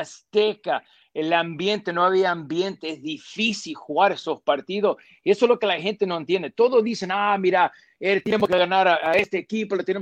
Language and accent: Spanish; United States; soy americano